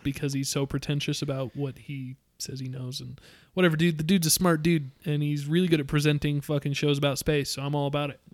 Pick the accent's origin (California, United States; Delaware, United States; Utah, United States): Utah, United States; We're all from Utah